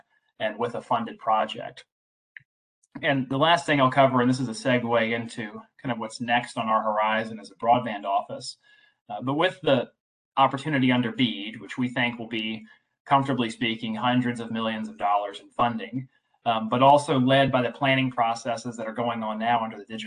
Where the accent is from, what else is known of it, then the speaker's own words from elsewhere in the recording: Southside Virginia, United States; I grew up in Southside, Virginia